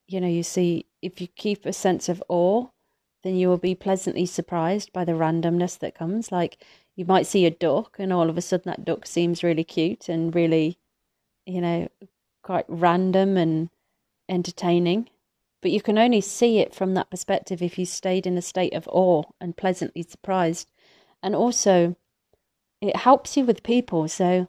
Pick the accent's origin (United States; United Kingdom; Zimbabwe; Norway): United Kingdom; Atherstone, West Midlands; So I grew up in Atherstone, Atherstone, in Warwickshire, between Coventry and Birmingham, Nottingham and Derby, I believe, right in the middle.